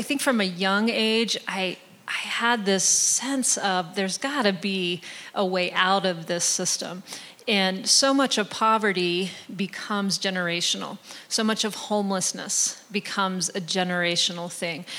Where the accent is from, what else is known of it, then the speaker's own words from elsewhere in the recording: West Virginia, United States; I grew up in West Virginia